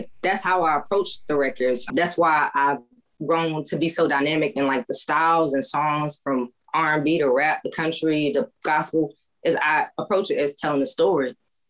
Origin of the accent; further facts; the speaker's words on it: Winston-Salem, North Carolina, United States; now in Georgia, United States; I'm from Winston-Salem, North Carolina